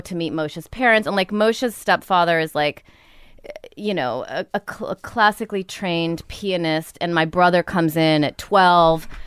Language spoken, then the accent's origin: English; Rockford, Illinois, United States; moved away; also born or lived in New York / Los Angeles; Rockford, Illinois